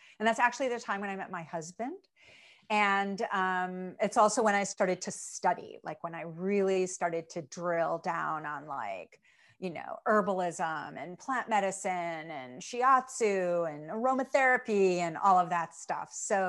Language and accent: English; Chicago, Illinois, United States; I was born in Chicago, and raised in Chicago.